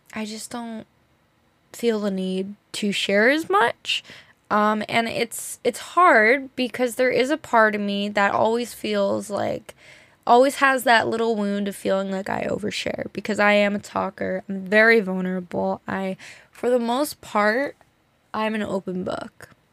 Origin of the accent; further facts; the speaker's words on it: New Jersey, United States; we grew up in New Jersey, like, in a nice area